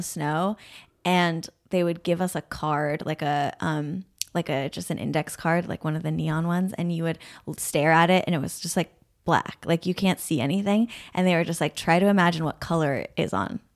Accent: Burlington, Vermont, United States; moved away; I'm from Vermont, but I am from Burlington

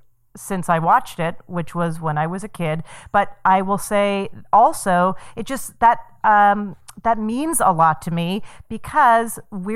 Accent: Calgary, Alberta, Canada; born or raised there; moved away

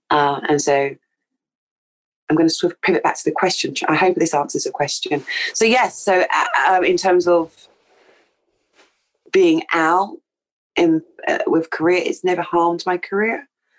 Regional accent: Jamaica; Yeah. We're from Jamaica.

